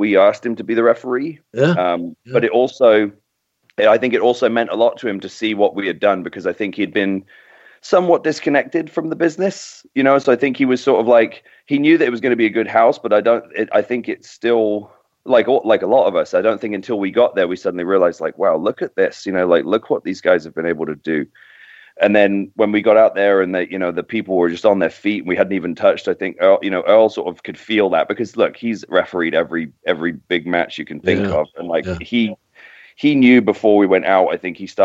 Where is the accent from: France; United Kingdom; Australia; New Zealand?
United Kingdom; Docking, East of England; also born or lived in King's Lynn; now in United States; I was born in King's Lynn, which is about 15 miles from docking where I was, you know, I grew up